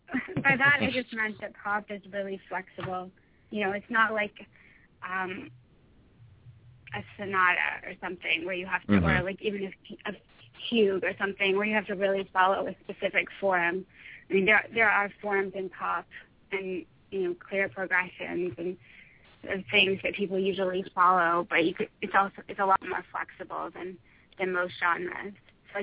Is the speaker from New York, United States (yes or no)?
no; Connecticut, United States; also born or lived in Houston; I moved around a lot. I've lived in a lot of places, but I was actually born in Houston, and then I went to high school in Connecticut, not too far from.